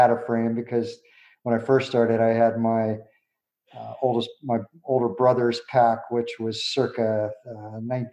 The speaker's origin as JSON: {"language": "English", "town": "Pittsburgh", "region": "Pennsylvania", "country": "United States", "tie": "born or raised there", "said": "I grew up in Western Pennsylvania in Pittsburgh"}